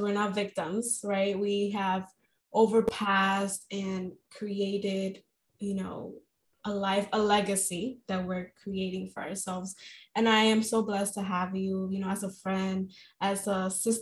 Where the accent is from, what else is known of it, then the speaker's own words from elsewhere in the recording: New York City, New York, United States; born and raised in Washington Heights